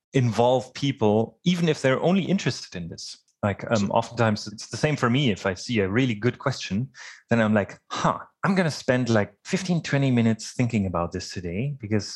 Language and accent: English; Germany; moved away as an adult; also born or lived in Dresden, Germany; now in Winkler, Canada; I was born in Germany, and I studied mechatronics in Dresden in Germany